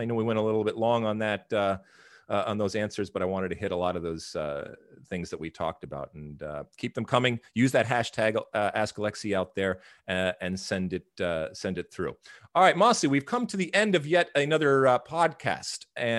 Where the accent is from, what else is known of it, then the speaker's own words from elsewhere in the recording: Michigan, United States; when I was being a juvenile delinquent back in the 80s, growing up in Michigan, we used to find ways to procure alcohol, let's say on a weekend.